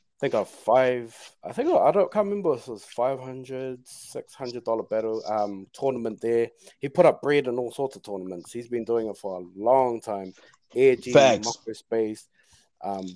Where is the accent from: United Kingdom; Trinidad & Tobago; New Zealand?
New Zealand; I am a Kiwi